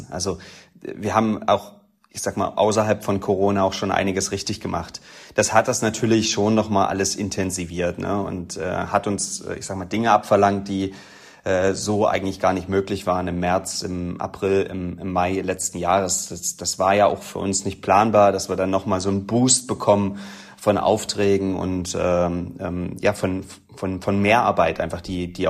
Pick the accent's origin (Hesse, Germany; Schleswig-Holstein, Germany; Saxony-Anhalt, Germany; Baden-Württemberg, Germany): Saxony-Anhalt, Germany; Halle; Na, ich sage natürlich Halle, ne, als Hallenser.